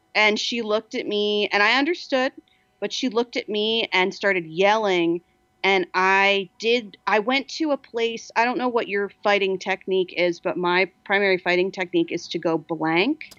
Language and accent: English; New Jersey, United States; now in Los Angeles, United States; I'm from New Jersey